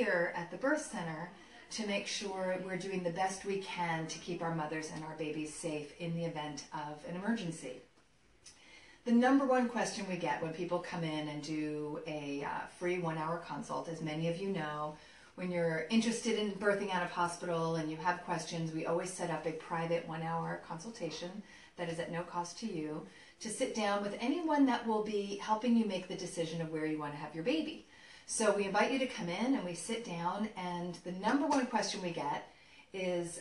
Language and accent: English; New York, United States; as a native New Yorker, New York is my hometown